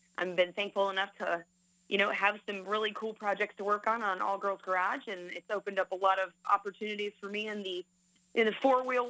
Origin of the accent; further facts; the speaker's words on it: Daytona Beach, Florida, United States; moved away as an adult; now in Clarkston, United States; Born and raised in Daytona Beach